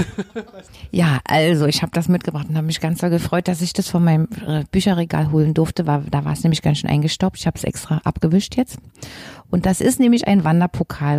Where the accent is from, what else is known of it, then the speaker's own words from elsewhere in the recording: Berlin, Germany; also born or lived in Leipzig; Ich war ja eben ein Berliner Schulkind